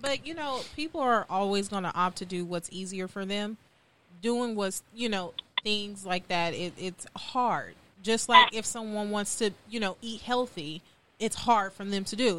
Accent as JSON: {"language": "English", "town": "Compton", "region": "California", "country": "United States", "moved": "yes", "lives_now": "Houston, United States", "said": "I'm from Compton, California, but I currently reside in Houston, Texas"}